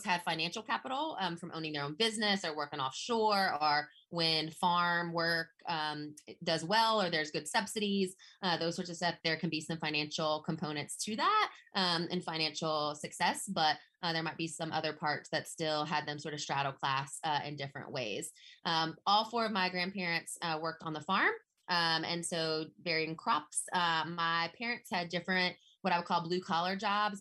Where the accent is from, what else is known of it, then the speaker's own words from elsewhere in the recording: Vidrine, Louisiana, United States; accent: Southern; moved away as an adult; also born or lived in Boston, Massachusetts; now in North Carolina, United States; I grew up in Vidrine, Louisiana. It is part of Evangeline Parish